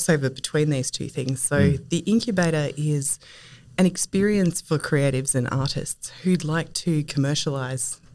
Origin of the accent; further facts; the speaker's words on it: Castlemaine, Victoria, Australia; moved away as an adult; also born or lived in Melbourne; I'm a country girl and I grew up in Castlemaine